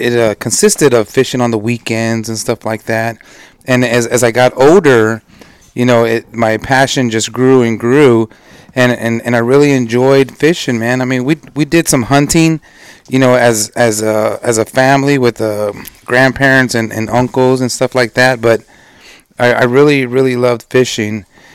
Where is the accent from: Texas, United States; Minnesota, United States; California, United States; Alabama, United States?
Texas, United States; San Antonio; I was born and raised in San Antonio, Texas